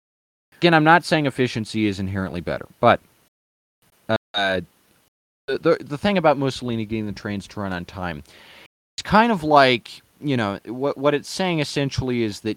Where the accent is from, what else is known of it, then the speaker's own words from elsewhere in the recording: United States; I'm an American